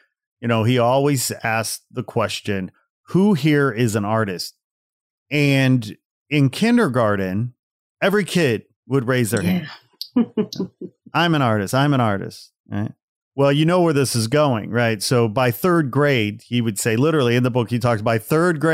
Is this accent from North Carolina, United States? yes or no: no; outside Chicago, Illinois, United States; I grew up outside Chicago